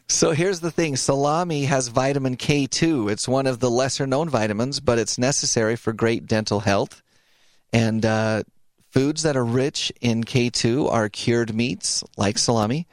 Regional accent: Idaho, United States; I grew up in Idaho

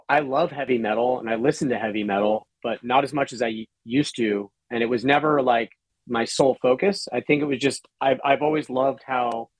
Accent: Bay Area, California, United States; now in Pacific Northwest, United States; I grew up in the Bay Area

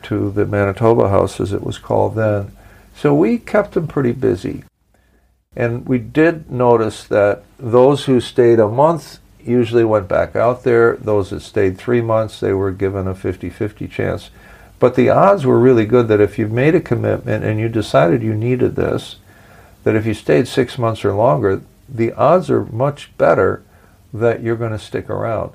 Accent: Milwaukee, Wisconsin, United States; my hometown of Milwaukee, Wisconsin

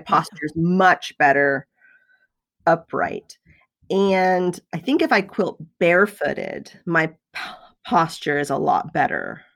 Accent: the South, United States; I was raised in the South

